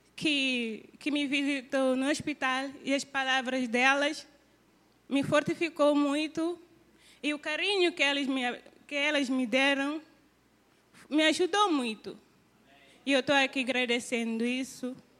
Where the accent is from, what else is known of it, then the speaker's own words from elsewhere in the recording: Guinea-Bissau; moved away as an adult; now in Brazil; eu sou de Guiné-Bissau e eu estou aqui estudando no seminário Cristo para as Nações